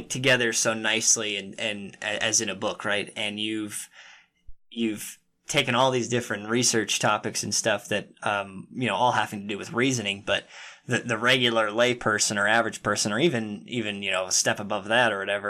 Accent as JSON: {"language": "English", "region": "Utah", "country": "United States", "tie": "born or raised there", "said": "I was born and raised in Utah."}